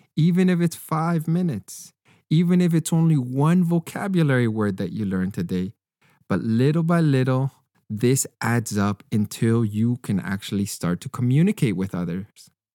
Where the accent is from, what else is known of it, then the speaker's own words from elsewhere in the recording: Canada; as a Canadian